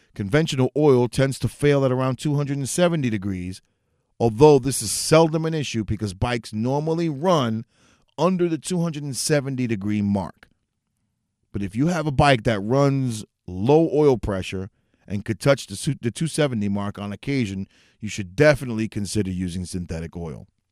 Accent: New York City, New York, United States; moved away as an adult; also born or lived in Northeast Bronx; now in Orange County, New York, United States; I'm originally from New York City, but I moved about an hour and a half out in a suburb of the city up north, Orange County

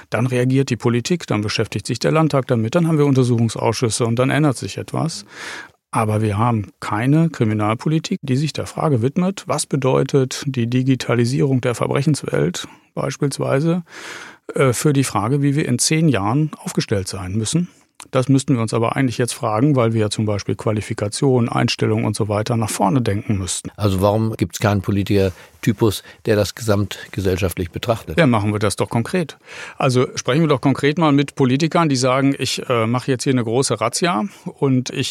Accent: North Rhine-Westphalia, Germany; und dann nehme ich mal mein Herkunftsland Nordrhein-Westfalen als größtes Bundesland auch ruhig mit raus

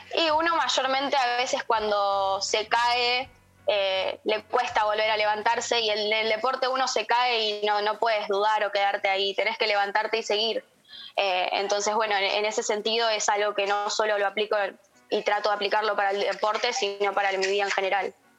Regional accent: Moreno, Buenos Aires Province, Argentina; de donde yo soy. De Moreno.

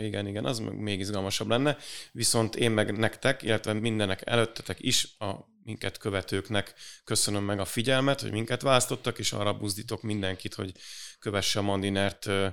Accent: Budapest, Hungary; mi budapestiek vagyunk

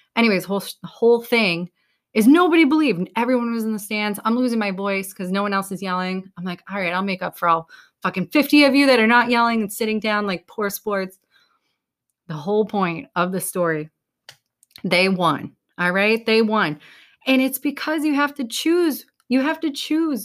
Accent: New England, United States; we're from New England

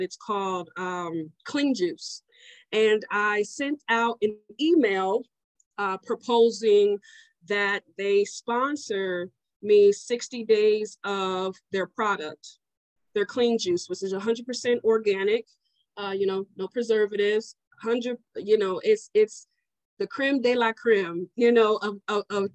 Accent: Omaha, Nebraska, United States; I'm from Omaha, Nebraska.

